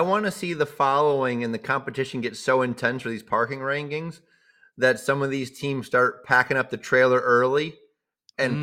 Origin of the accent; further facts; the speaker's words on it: Cheshire, Massachusetts, United States; moved away as an adult; now in Sweden; growing up in Cheshire, Mass